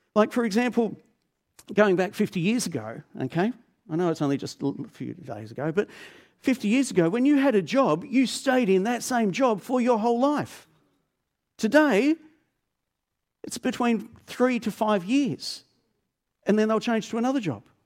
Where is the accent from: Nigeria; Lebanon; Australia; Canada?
Australia; Melbourne, Victoria; I grew up in Melbourne